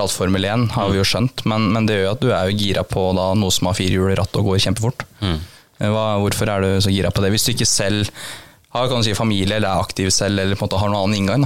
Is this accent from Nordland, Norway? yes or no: no; Kongsvinger, Innlandet, Norway; moved away; er jeg opprinnelig fra Konsinger